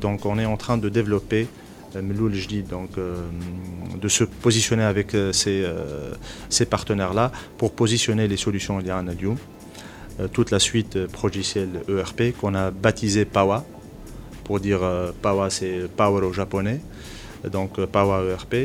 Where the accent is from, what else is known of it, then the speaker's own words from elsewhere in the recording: Tunisia; en tant que Tunisien